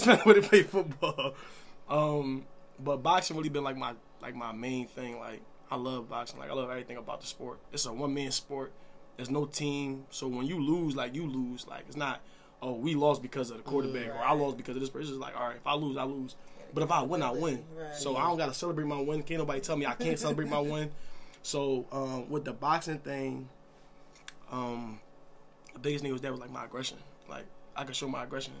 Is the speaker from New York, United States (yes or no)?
no; Philadelphia, Pennsylvania, United States; growing up in my neighborhood, Allegheny